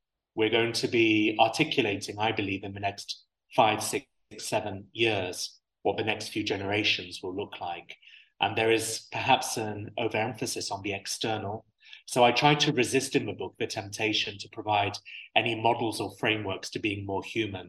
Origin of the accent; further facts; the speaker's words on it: United Arab Emirates; I have this unique perspective of being half English and half Syrian, but born and raised in the UAE